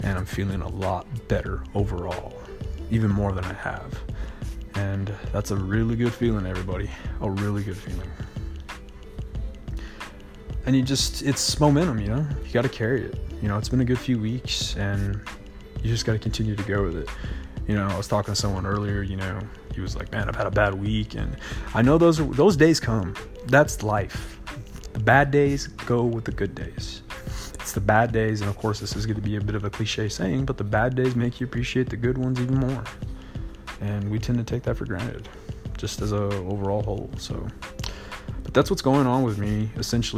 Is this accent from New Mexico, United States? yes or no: yes; Hobbs, New Mexico, United States; growing up in Hobbs, New Mexico